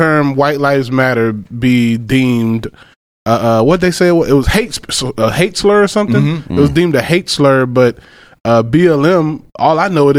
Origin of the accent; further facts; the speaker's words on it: Macon, Georgia, United States; moved away; also born or lived in Florida; I grew up in Macon, Georgia.